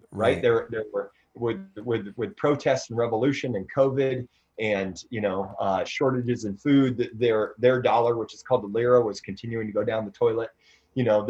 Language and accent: English; Iowa, United States; moved away; back in Iowa, you know, there's an F5 tornado that wiped through my hometown